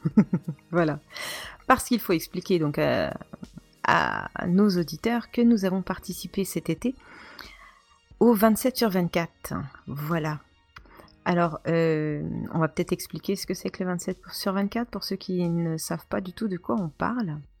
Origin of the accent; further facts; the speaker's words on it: eastern France, France; nous sommes de l'Est de la France